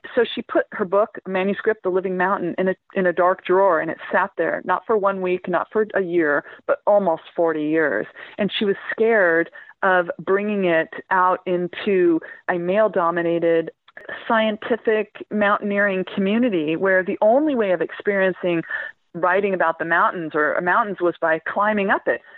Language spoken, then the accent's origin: English; Central Valley, California, United States; moved away as an adult; now in England, United Kingdom; my hometown in the middle of the Central Valley in California